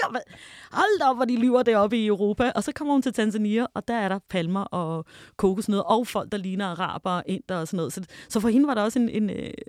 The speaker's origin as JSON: {"language": "Danish", "country": "Denmark", "said": "jeg kommer fra Danmark"}